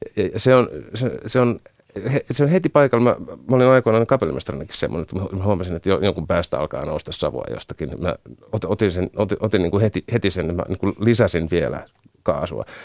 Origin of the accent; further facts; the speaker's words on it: Rauma, Satakunta, Finland; mä oon Raumalta kotoisin